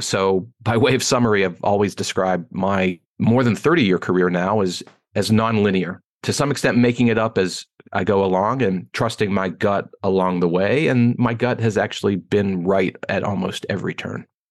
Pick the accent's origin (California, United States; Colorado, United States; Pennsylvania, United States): Pennsylvania, United States; Pittsburgh; moved away as an adult; also born or lived in Ann Arbor, Michigan / Washington, D.C.; now in Chicago, United States; I grew up in Pittsburgh, Pennsylvania. I live in Chicago now, but born and raised in Pittsburgh